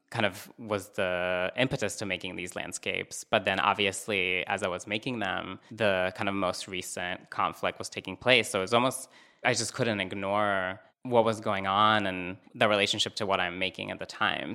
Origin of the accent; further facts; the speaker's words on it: Northern District, Israel; moved away; I'm originally from Israel, um, and I'm from the north, which is close to the West Bank.